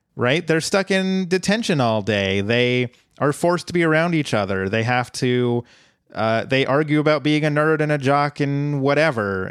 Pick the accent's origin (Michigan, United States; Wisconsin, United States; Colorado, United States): Colorado, United States; born or raised there; moved away